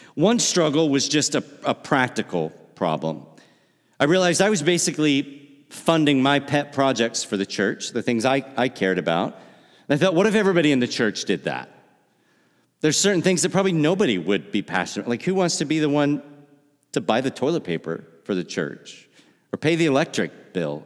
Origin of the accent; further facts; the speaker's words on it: La Harpe, Illinois, United States; moved away as an adult; also born or lived in Missouri / Wisconsin; now in Milwaukee suburbs, United States; I grew up in La Harpe, Illinois.